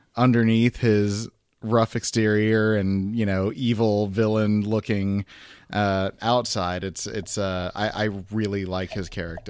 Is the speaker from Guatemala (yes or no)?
yes; Guatemala; Catholic and Guatemalan